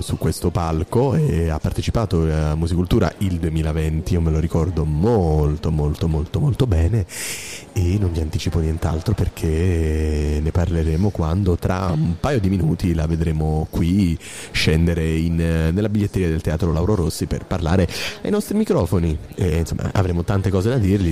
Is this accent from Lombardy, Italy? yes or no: no; Lucania, Basilicata, Italy; also born or lived in Apulia; anch'io sono lucano, ma sono nato in Puglia